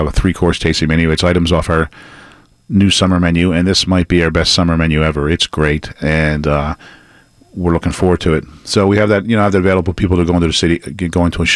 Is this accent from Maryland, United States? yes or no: yes; Baltimore, Maryland, United States; now in Atlanta, United States; I grew up in Baltimore